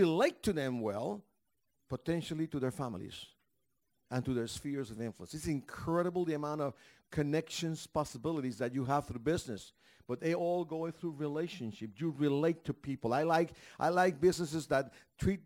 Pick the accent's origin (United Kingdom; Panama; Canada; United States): Panama; I'm from Panama.